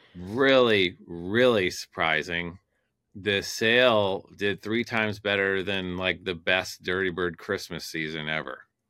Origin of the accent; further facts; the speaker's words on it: Detroit, Michigan, United States; moved away; I'm from Detroit originally